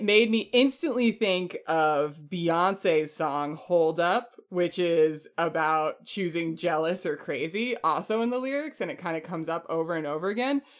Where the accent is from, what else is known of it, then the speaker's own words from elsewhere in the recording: Chesterfield, New Hampshire, United States; I'm from Chesterfield, New Hampshire